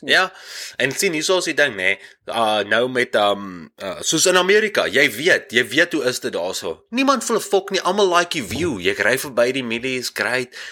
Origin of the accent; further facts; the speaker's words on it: Dewetsdorp, Free State, South Africa; now in Canada; van die Wetstorp af.